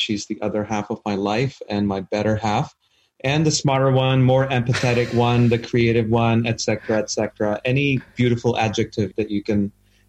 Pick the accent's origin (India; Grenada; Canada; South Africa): Canada; now in United States; I am Canadian. I have a green card here in the U.S. So I'm a permanent resident.